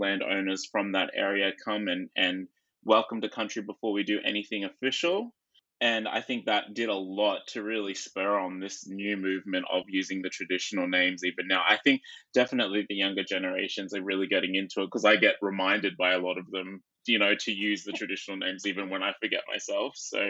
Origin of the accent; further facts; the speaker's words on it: Brisbane, Queensland, Australia; I grew up in near Brisbane. So I grew up a little bit south of the city.